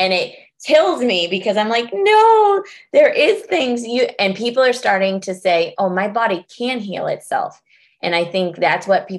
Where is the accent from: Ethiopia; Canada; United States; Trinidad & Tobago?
United States; California; now in Massachusetts, United States; I'm from California and I moved to Massachusetts